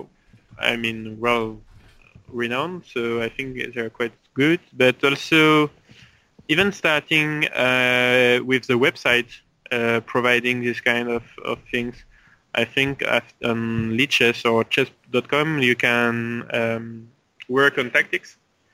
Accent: French Polynesia; So I started to play chess in Tahiti when I was 7 with my father.

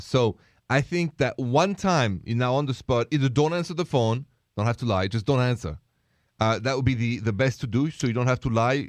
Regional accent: France; moved away; I come from France

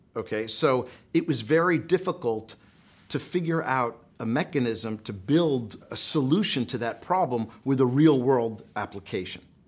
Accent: United States; I'm an American, we're here in America

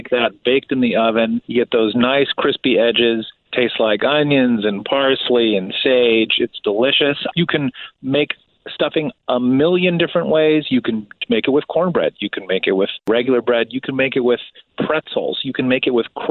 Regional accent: outside Chicago, Midwest, Illinois, United States; born or raised there

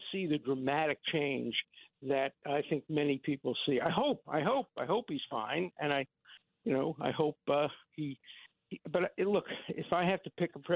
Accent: New York City, New York, United States; When I grew up in Borough Park in Brooklyn

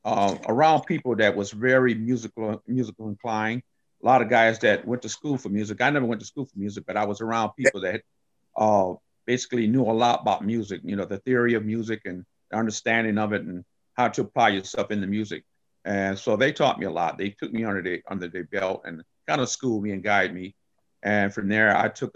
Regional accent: Albion, Michigan, United States; also born or lived in San Juan, Puerto Rico / Jackson, Michigan; I was born in Puerto Rico, left San Juan when I was 4 years old. My parents brought us to Michigan. We ended up moving to a little small town called Albion, Michigan

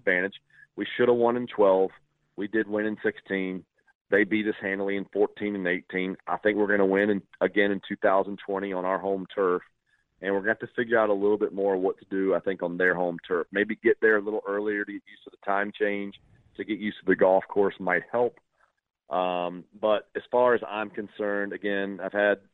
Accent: Ponte Vedra Beach, Florida, United States; my hometown

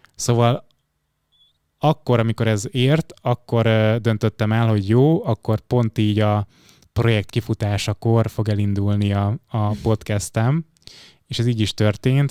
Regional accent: Fejér, Hungary; also born or lived in Budapest; én Budapesten születtem, de aztán a gyerekkorom az dobozon zajlott. Ez egy kis Fehér megyei falu, Alcsút, Felcsút, Kis Vasút

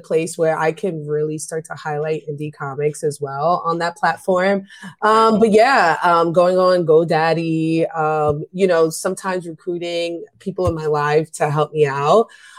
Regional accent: New York City, New York, United States; I grew up in New York City.

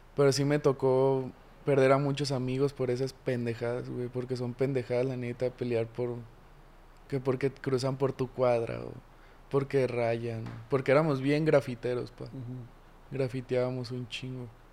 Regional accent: Guadalajara, Jalisco, Mexico; also born or lived in Tlaquepaque, Jalisco / Ciudad Aztlán, Jalisco; Soy originario de aquí de Guadalajara. Crecí en dos lugares distintos. Crecí en La Asunción, que es un barrio de ahí de Portlaquepaque. Y en Ciudad Aztlán, también otro barrio muy mentado aquí en Jalisco.

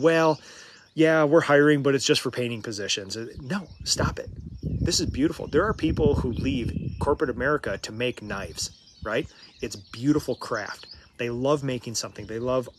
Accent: Minnesota, United States; I'm from Minnesota

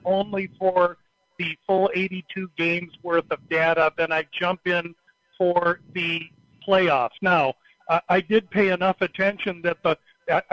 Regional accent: Omaha, Nebraska, United States; my hometown, Omaha, Nebraska

